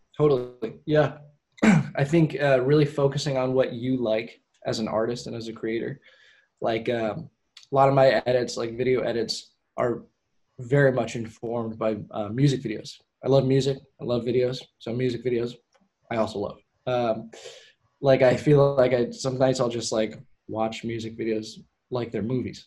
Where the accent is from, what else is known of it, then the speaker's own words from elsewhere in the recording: Portland, United States; my hometown. Because I have a lot of pride in Portland.